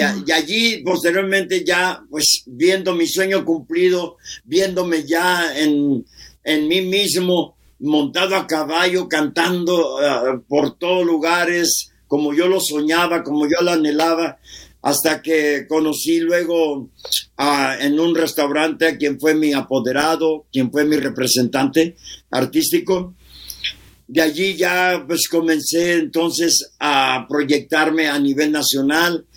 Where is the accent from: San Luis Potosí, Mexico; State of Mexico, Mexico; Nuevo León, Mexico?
Nuevo León, Mexico; Monterrey; also born or lived in Tamaulipas / Río Bravo, Tamaulipas; nací obviamente aquí en Monterrey, Nuevo León, México